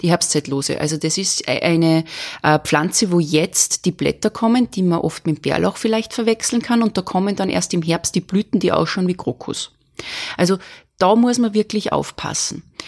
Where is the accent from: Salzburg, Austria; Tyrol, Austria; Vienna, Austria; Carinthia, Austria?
Salzburg, Austria; ich bin Salzburgerin